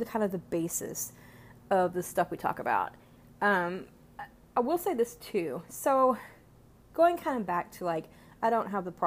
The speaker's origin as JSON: {"language": "English", "country": "United States", "said": "being American"}